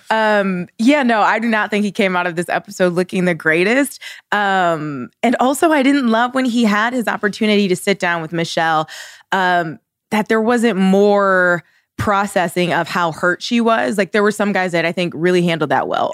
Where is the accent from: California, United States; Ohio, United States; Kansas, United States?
Ohio, United States; I'm from Ohio